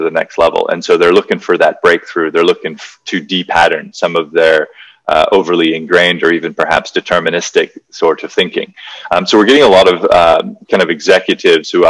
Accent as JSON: {"language": "English", "region": "Hawaii", "country": "United States", "tie": "born or raised there", "said": "I grew up in Hawaii"}